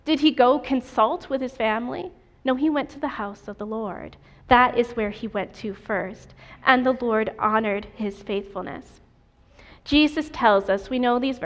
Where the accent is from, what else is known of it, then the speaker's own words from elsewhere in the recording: New York, United States; I am from New York State, and every year we went to camp meeting on the campus of Union Springs Academy